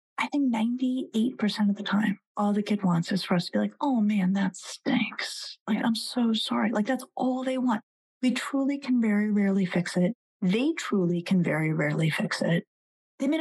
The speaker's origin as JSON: {"language": "English", "region": "Colorado", "country": "United States", "tie": "born or raised there", "said": "I grew up in Colorado and I worked as a bus girl until I could buy myself a car"}